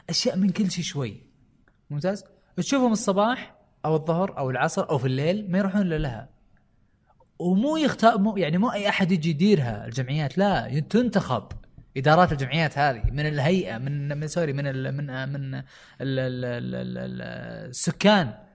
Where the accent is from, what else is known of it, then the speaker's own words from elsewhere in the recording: Riyadh, Riyadh Province, Saudi Arabia; also born or lived in United States; البلازات اللي هو الحين انتشر عندنا في الرياض